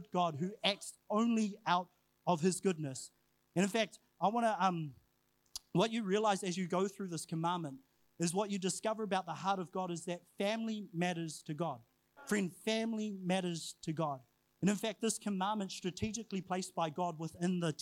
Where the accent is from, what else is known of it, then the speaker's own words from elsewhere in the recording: New Zealand; also born or lived in Huntly, Waikato / Whangarei, Northland; I was brought up and raised in Huntley in Whangarei